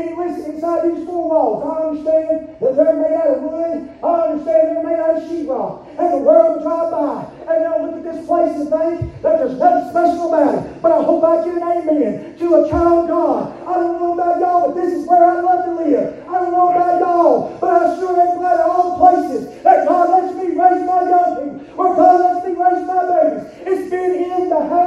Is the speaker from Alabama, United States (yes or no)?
yes; Alabama, United States; Growing up in the South, especially living in Alabama